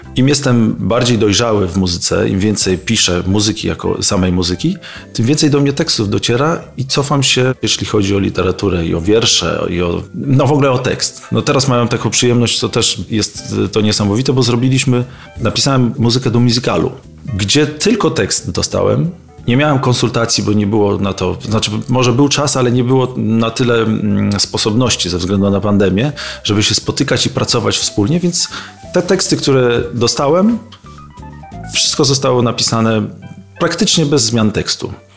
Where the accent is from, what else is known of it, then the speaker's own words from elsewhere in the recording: Bartoszyce, Warmian-Masurian Voivodeship, Poland; moved away; also born or lived in Olsztyn; z Olsztyna nie pochodzę, tylko pochodzę z Bartoszyc, ale mieszkałem w Olsztynie